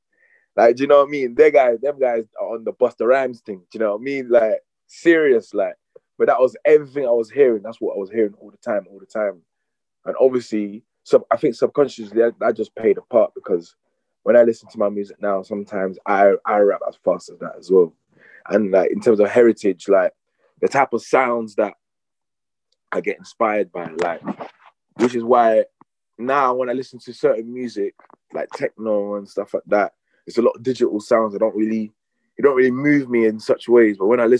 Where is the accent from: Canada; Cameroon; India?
Cameroon; I'm from Cameroon, obviously born and bred, but obviously raised here, raised in Cameroon as well.